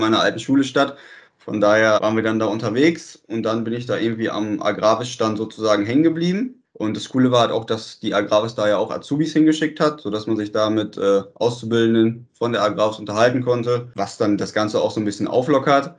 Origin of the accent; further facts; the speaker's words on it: Bahndorf, Germany; in Bahndorf, also auch in der Stadt, wo ich herkomme